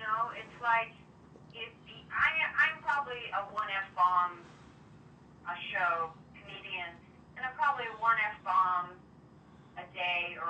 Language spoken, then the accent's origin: English; Brockton, Massachusetts, United States; when I was growing up in Brockton